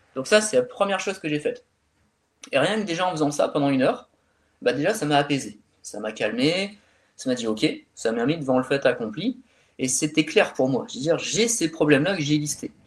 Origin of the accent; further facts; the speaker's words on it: France; also born or lived in Calais; chez nous en France